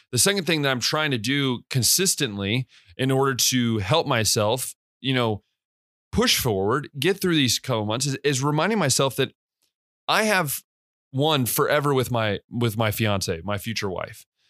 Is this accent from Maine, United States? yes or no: no; West Liberty, Ohio, United States; moved away as an adult; also born or lived in Hungary; I'm from West Liberty, Ohio. I'm from a small town in Ohio